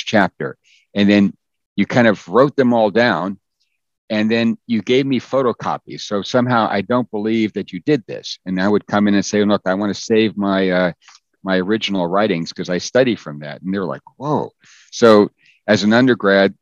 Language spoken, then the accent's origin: English; United States; my parents spoke Danish growing up, and I was born in the States, so I could speak English